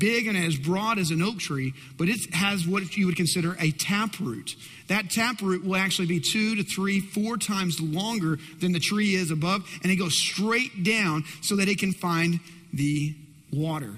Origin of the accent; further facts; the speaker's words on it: West Texas, United States; I grew up in West Texas.